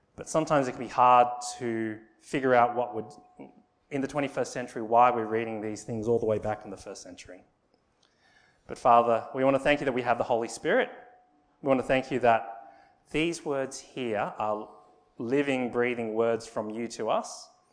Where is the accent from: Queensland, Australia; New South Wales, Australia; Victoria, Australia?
New South Wales, Australia; Sydney; I was born in Australia